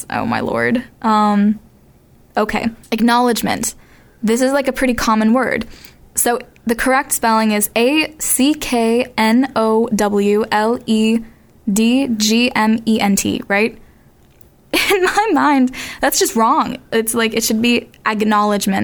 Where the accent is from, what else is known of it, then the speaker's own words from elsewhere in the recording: Boston, Massachusetts, United States; I'm from Boston, Massachusetts.